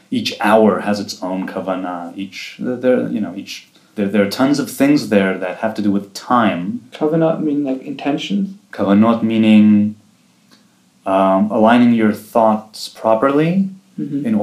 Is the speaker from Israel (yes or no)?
yes; Jerusalem, Jerusalem District, Israel; also born or lived in Rehovot / Safed; Jerusalem. I've lived here my whole life. I moved here when I was two from the Chovot, and other than a few years in Tzfat, I've lived here all my life.